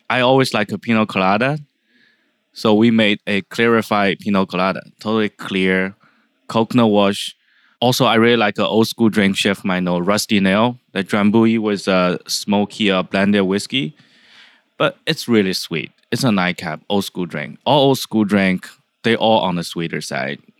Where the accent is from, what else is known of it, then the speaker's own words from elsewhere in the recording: China; now in San Francisco, United States; I'm from China.